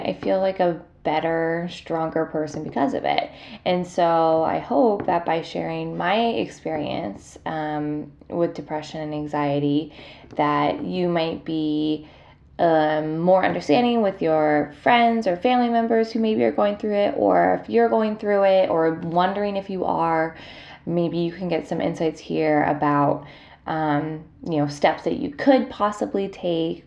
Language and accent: English; Columbus, Ohio, United States; moved away; I'm getting ready to go home to my hometown, Columbus, Ohio